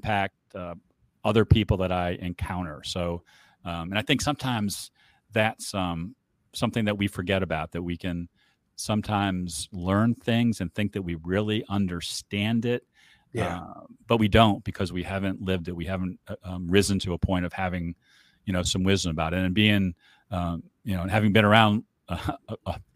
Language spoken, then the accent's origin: English; Cleveland, Ohio, United States; I grew up in Cleveland